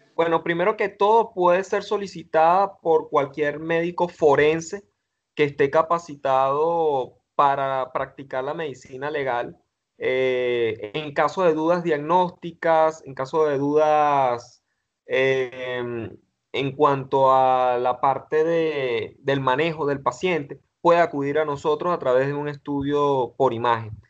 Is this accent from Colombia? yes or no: no; Venezuela; en mi país, acá Venezuela